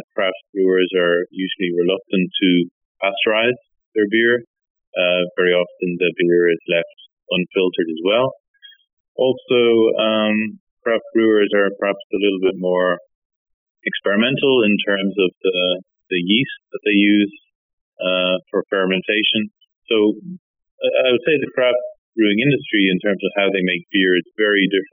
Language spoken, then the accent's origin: English; Ireland; moved away as an adult; also born or lived in United Kingdom / Oxford / Nottingham; now in Finland; I'm originally from Ireland, and I was there until, I guess, 2004, then moved to the UK